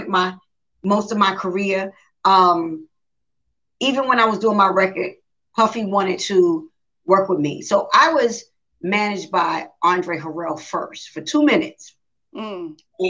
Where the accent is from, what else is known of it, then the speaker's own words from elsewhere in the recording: New York City, New York, United States; I'm from the South Bronx. I'm from New York